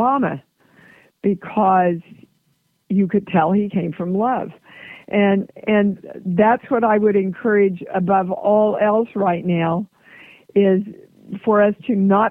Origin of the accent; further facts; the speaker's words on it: Midwest, United States; I'm from the Midwest